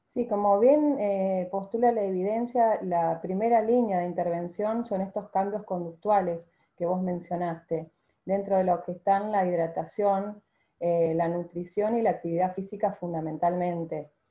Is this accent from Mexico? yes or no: no; Argentina; ser la primera argentina